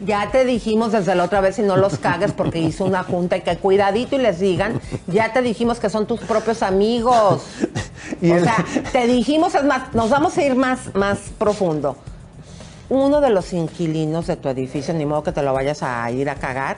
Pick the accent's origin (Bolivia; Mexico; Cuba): Mexico; para mí como mexicana